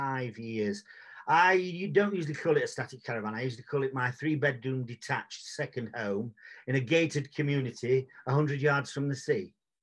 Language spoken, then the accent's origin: English; Sheffield, Yorkshire and the Humber, United Kingdom; male, Caucasian, from from sunny Sheffield. I was born and bred in Sheffield. I'll probably die in Sheffield